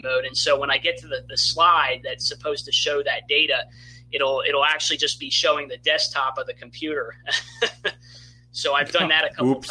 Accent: eastern Pennsylvania, United States; I grew up in Pennsylvania, eastern Pennsylvania

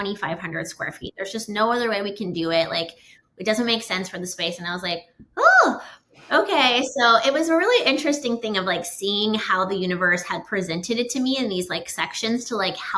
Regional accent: Canada; a short version of a little bit about me is I am originally from Canada. A lot of people don't know that.

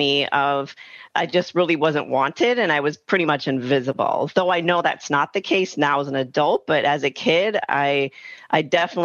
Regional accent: Wisconsin, United States; I grew up in Wisconsin, in a smaller, not super small town, but semi-small town

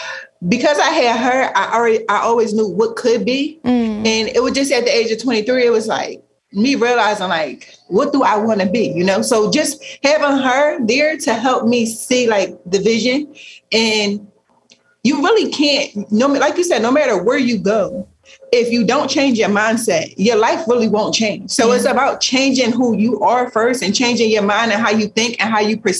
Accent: Philadelphia, Pennsylvania, United States; growing up in Philly, the environment that we grew up

